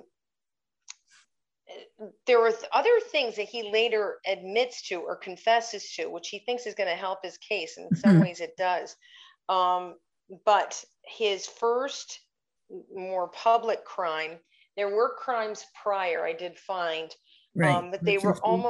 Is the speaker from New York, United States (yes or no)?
yes; Schenectady, New York, United States; I grew up in Schenectady